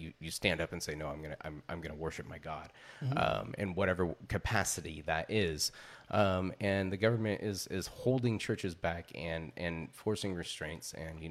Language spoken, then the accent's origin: English; California, United States; moved away; I am from the Bay Area originally, but I've been up here most of my life.